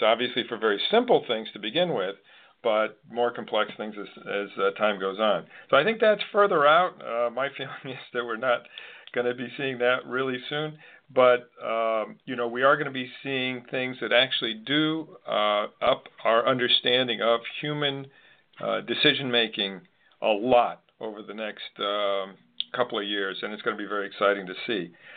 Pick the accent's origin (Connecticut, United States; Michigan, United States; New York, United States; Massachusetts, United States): Connecticut, United States; Manchester; moved away; I'm from Manchester, Connecticut originally, so I'm a Mancunian